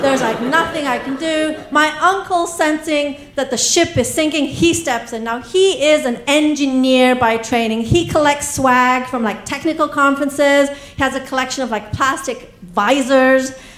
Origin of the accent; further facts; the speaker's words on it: England, United Kingdom; accent: English; also born or lived in East Africa; now in United States; where I was born, uh, then to England, where I got my accent